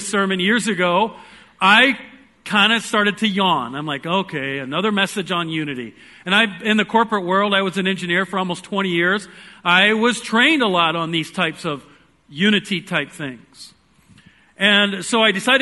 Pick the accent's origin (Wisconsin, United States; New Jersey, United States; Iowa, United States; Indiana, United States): Iowa, United States; I am from Iowa.